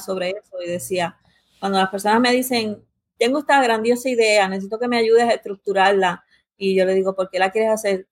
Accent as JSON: {"language": "Spanish", "country": "United States", "tie": "born or raised there", "said": "nací y me crié en Estados Unidos"}